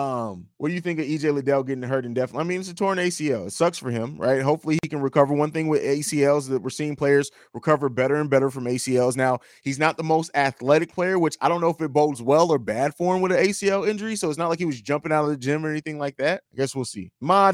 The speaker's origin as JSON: {"language": "English", "country": "Germany", "tie": "born or raised there", "also_born_or_lived": "Italy", "said": "I actually grew up overseas. I grew up and lived in Germany and Italy."}